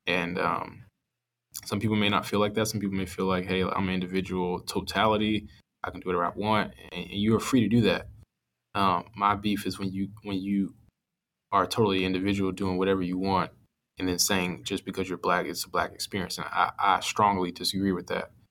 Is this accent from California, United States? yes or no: no; Atlanta, Georgia, United States; when I was growing up, I was from Atlanta, and then my parents moved, or my mom moved, um, my parents about to split, so my mom moved and I moved with her, um, to South Georgia